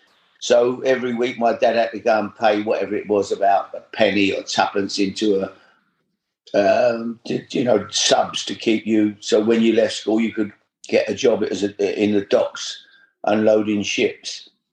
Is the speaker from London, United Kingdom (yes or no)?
yes; London, United Kingdom; I grew up in East London. My dad worked in the docks.